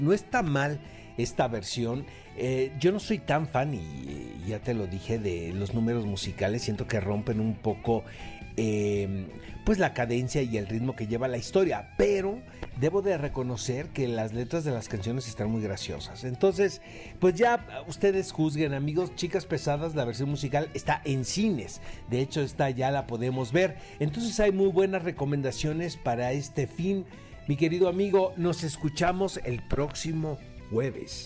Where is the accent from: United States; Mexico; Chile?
Mexico; como mexicano